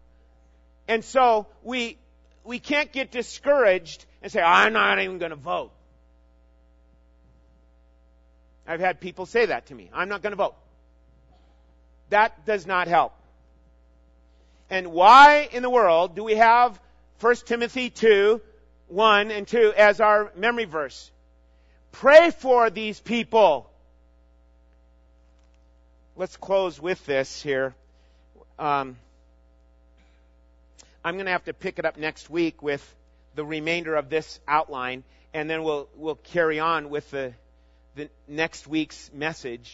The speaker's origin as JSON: {"language": "English", "region": "Minnesota", "country": "United States", "tie": "born or raised there", "moved": "yes", "said": "I grew up in Minnesota."}